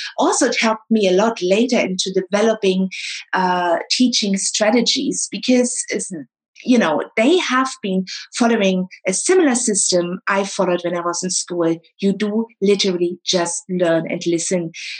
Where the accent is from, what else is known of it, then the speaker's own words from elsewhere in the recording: East Germany, Germany; And also, they always appreciated me saying I'm from East Germany.